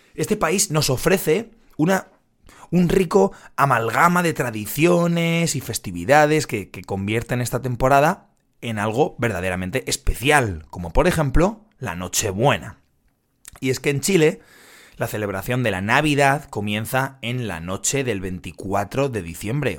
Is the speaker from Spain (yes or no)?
yes; Madrid, Community of Madrid, Spain; yo soy de Madrid